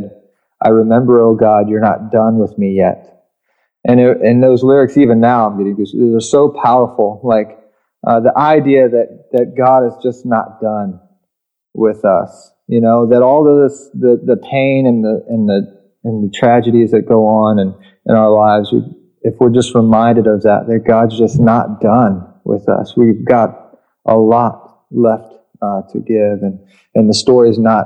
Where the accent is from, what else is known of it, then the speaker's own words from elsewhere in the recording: Richmond, Virginia, United States; I grew up in Richmond, Virginia